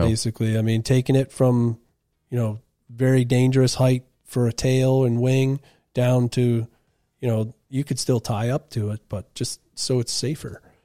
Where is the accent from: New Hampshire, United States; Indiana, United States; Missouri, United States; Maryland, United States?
New Hampshire, United States; Wolfeboro; I grew up on Winnipesaukee, out on Melody Island.